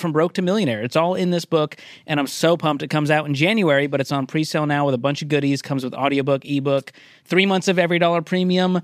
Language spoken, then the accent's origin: English; Boston, Massachusetts, United States; moved away as an adult; also born or lived in Mobile, Alabama; I grew up in Boston